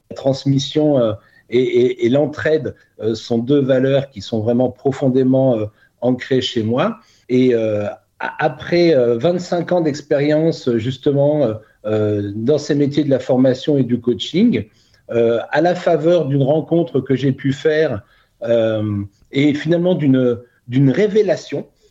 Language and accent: French; Burgundy, Bourgogne-Franche-Comté, France; moved away as an adult; also born or lived in Côte d'Azur; now in Cannes, France; je suis né en Bourgogne